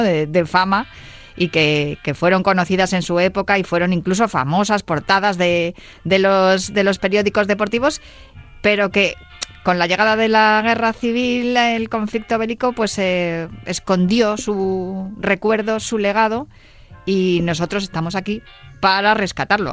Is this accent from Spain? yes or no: yes; Spain; aquí en España